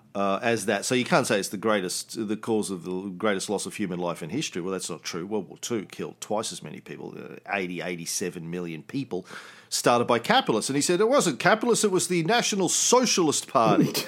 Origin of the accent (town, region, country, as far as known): Australia